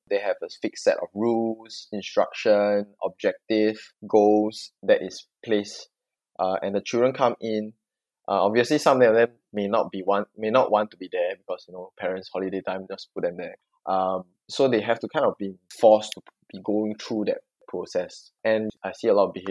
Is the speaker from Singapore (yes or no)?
yes; Singapore; I'm Singaporean